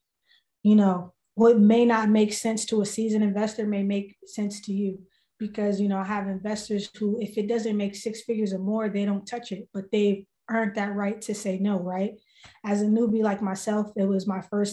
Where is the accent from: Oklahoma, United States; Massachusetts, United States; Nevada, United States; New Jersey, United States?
Massachusetts, United States; Boston; I'm born and raised in Boston